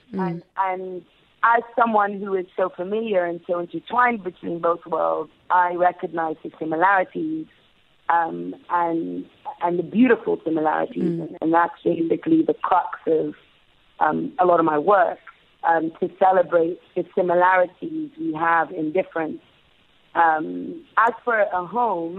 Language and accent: English; England, United Kingdom; I also grew up in England. I was born and raised in the UK